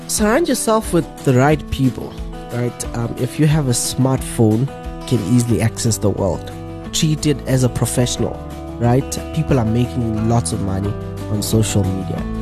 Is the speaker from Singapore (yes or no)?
no; Johannesburg, Gauteng, South Africa; born and bred in Alexandra Township.